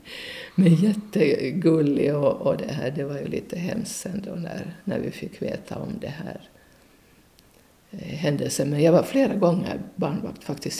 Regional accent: Porvoo, Uusimaa, Finland; Jag är född i Borgå och det här eh, bodde på Krokvägen

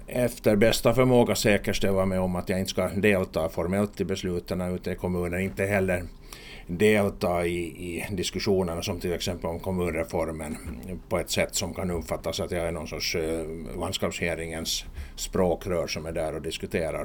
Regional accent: Kumlinge, Åland Islands; min, min hembygd, hemkommun och min hembygd speciellt

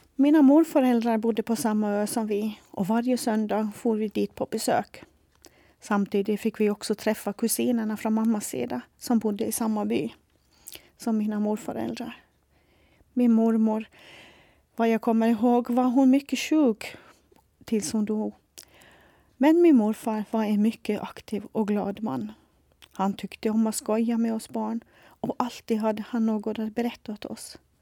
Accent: Sandavágur, Faroe Islands; Swedish is a second language; moved away as an adult; also born or lived in Nuuk, Greenland; now in Åland, Finland; Jag upplevde det tryggt och bra att växa upp hemma i Sandavaj

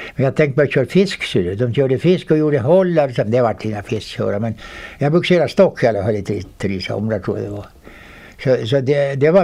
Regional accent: Vårdö, Åland Islands; där är jag född

